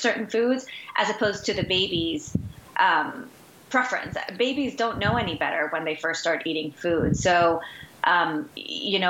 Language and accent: English; Guayaquil, Guayas, Ecuador; moved away; I am from Ecuador, Guayaquil, Ecuador, originally born and raised.